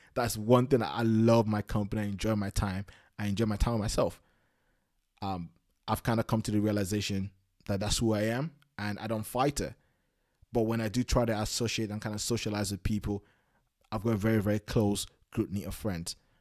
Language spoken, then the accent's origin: English; Nigeria; moved away; I was born in Nigeria in the nineties.